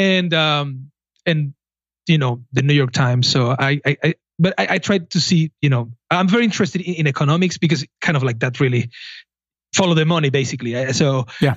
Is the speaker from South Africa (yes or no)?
no; southern Spain, Spain; moved away; I'm from southern Spain